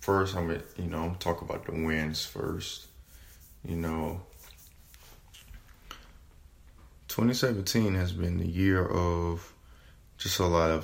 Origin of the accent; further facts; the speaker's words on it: South Carolina, United States; moved away as an adult; now in North Carolina, United States; I'm originally was born and raised in South Carolina. I moved to North Carolina in May of 2017